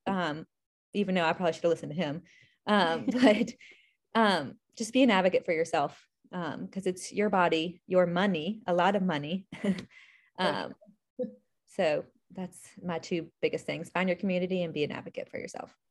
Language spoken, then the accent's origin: English; Charlotte, North Carolina, United States; now in Charleston, United States; originally from Charlotte